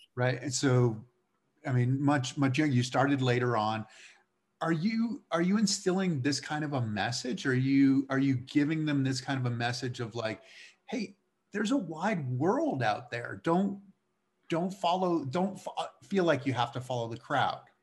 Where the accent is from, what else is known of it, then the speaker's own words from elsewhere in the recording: Massachusetts, United States; I grew up in Massachusetts